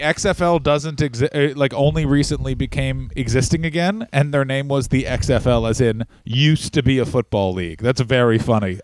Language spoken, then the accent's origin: English; Ottawa, Ontario, Canada; my hometown Ottawa